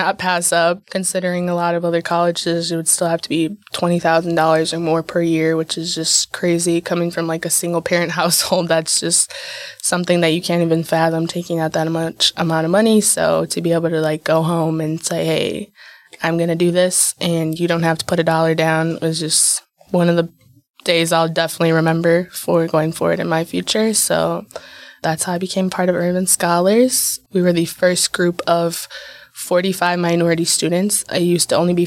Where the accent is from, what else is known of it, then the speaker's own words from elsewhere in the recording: Milwaukee, Wisconsin, United States; I've grown up on the south side of Milwaukee for the past 20 years